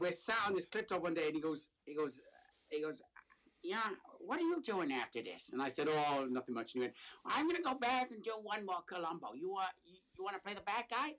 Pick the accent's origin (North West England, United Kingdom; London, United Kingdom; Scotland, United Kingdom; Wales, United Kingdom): Wales, United Kingdom; moved away as an adult; now in Brooklyn, United States; I am from Wales.